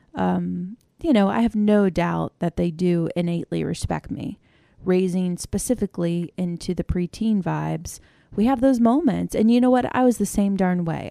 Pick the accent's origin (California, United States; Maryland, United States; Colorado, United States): Maryland, United States; I grew up in Maryland